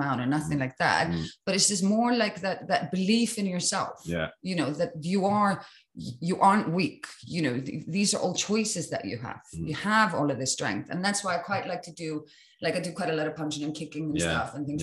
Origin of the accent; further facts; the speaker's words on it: Iceland; I come from Iceland